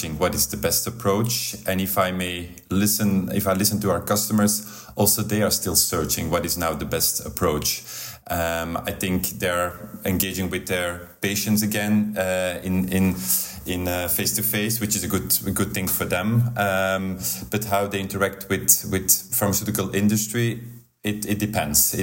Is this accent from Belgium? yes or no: yes; Belgium; from Belgium